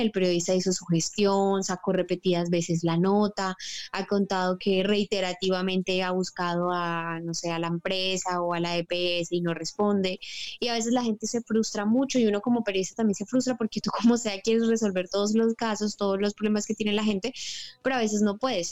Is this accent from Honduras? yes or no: no; Bucaramanga, Santander, Colombia; moved away; also born or lived in Bogotá; me vuelvo a Bucaramanga